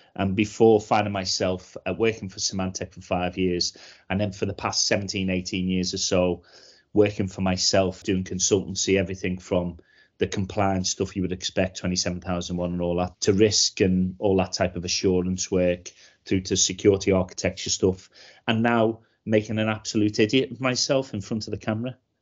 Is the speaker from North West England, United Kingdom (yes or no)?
yes; Liverpool, North West England, United Kingdom; I grew up in Liverpool in the eighties